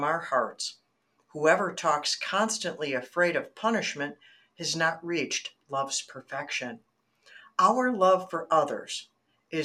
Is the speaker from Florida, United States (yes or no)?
no; Michigan, United States; also born or lived in Arizona; I'm born and raised in Michigan